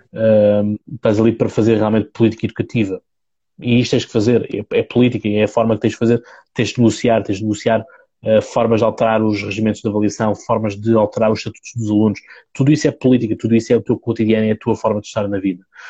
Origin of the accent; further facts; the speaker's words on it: Seixal, Setúbal, Portugal; eu sou do Seixal, portanto, margem sul, uh, distrito, distrito de Setúbal